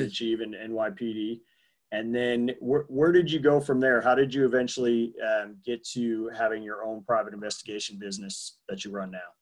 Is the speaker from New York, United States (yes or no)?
yes; New York, United States; I grew up in New York, but not the city